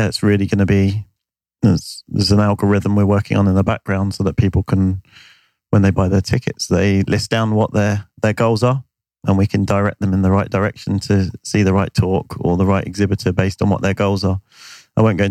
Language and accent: English; United Kingdom; I'm British